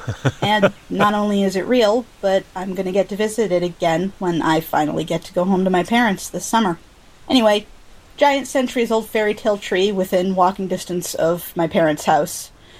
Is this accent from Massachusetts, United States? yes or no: no; Peoria, Illinois, United States; I use they-them pronouns. I grew up in Peoria, Illinois